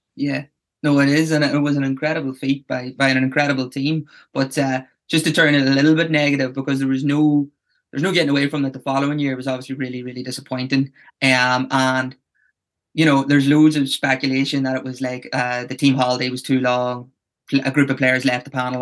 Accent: Tyrone, Northern Ireland, United Kingdom; I'm from Tyrone

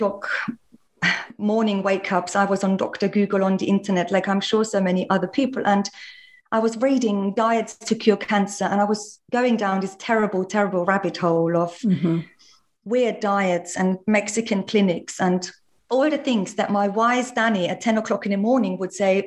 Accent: Austria; all the yummy things I was raised on in Austria

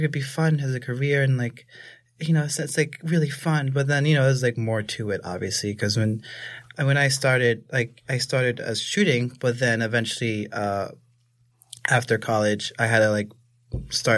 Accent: New York City, New York, United States; I grew up in Staten Island. Everyone there is white.

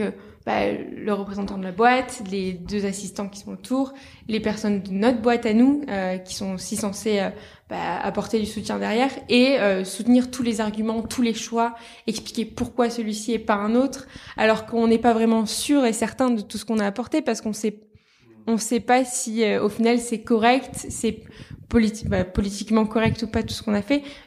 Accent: south of France, France; moved away; also born or lived in Paris; Maintenant je travaille à Paris mais à la base je viens du sud de la France

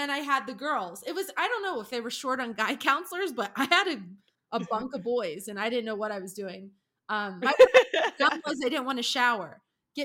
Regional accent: Pennsylvania, United States; I was from Pennsylvania

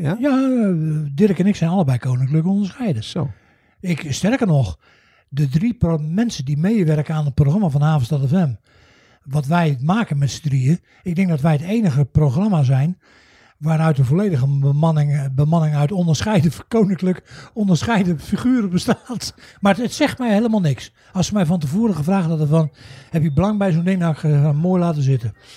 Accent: The Hague, South Holland, Netherlands; moved away; Ik ben geboren en getogen in, eh, in Den Haag.

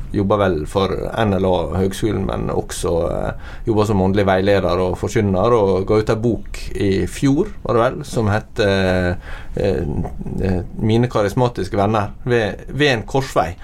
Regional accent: Norway; jeg som nordmann

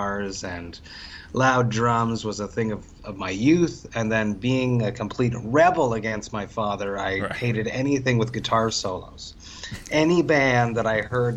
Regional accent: Two Mountains, Quebec, Canada; also born or lived in Montreal; I was in a few bands before that in my hometown of Two Mountains, which is just located outside of Montreal

